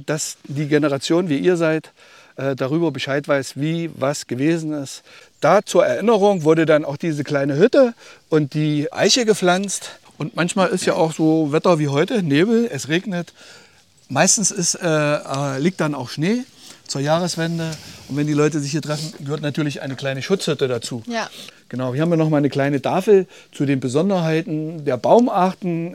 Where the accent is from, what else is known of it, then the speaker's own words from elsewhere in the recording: Germany; Ich komme aus Kölstedt, einem Ort so ungefähr Luftlinie 15 Kilometer von hier. Und hinter unserem Ort beginnt der große Westerwald